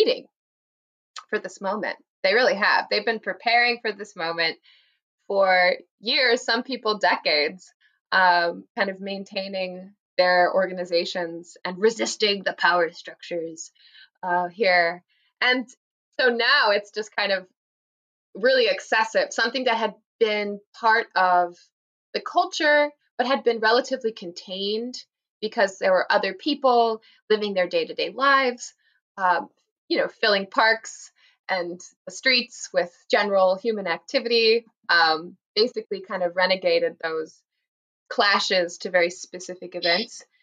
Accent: Pacific Northwest, United States; I grew up in the Pacific Northwest

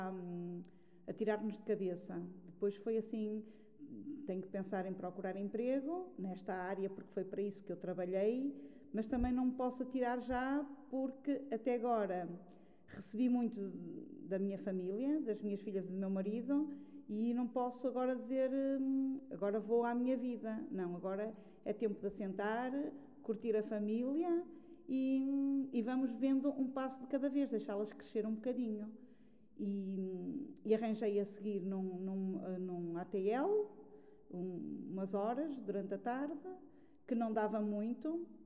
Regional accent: Alentejo, Portugal; E encontrei logo lá outra colega que vinha do Alentejo, mas de, do Baixo Alentejo, e combinamos, porque éramos da mesma área, sem nos conhecermos, mas de arranjar uma casa juntas para cada uma não ficar eh, sozinha.

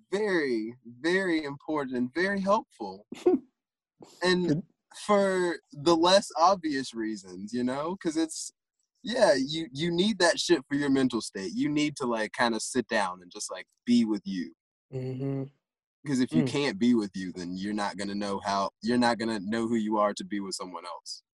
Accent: the South, United States; I'm from the South. I'm from deep in the country

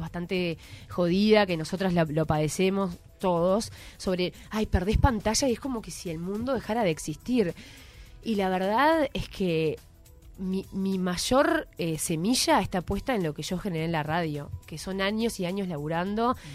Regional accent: Montevideo, Uruguay; also born or lived in Ciudad Vieja, Montevideo; viví toda mi vida en Malvin, o sea, nada que ver, toda la vida en un... Me crié en una cooperativa de viviendas

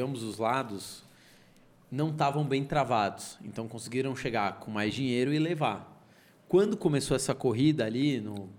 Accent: São Paulo, Brazil; accent: São Paulo; Nasci na Vila Mariana, era um apartamento de 50 metros quadrados, dois quartos

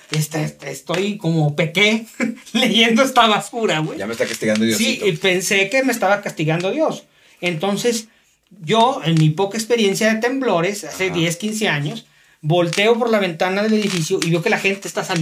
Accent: Saltillo, Coahuila, Mexico; Eh, aquí los de Saltillo, pues sabemos que traen ahí una onda como que están tronando

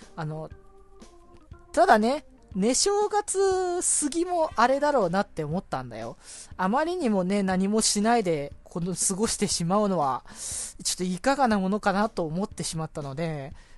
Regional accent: Aichi, Japan; moved away as an adult; now in Tokyo, Japan; 僕地元が愛知だから

